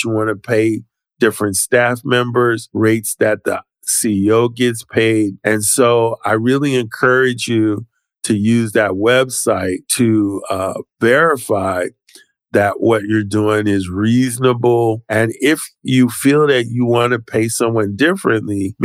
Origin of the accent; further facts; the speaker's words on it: Philadelphia, Pennsylvania, United States; I'm from Philadelphia